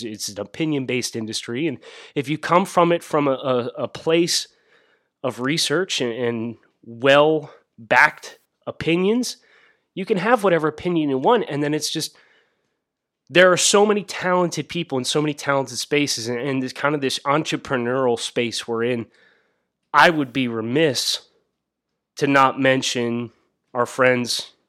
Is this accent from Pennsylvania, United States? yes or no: yes; West Lawn, Pennsylvania, United States; Ross is actually from my hometown. So we have a fun little cross-town rivalry thing going between he went to Wyomissing in Reading, PA. I went to West Lawn, Wilson West Lawn.